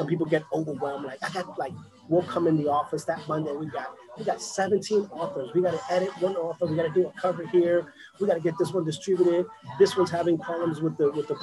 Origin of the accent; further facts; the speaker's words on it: New York City, New York, United States; also born or lived in Boston; now in Florida, United States; I'm born and raised in the South Bronx.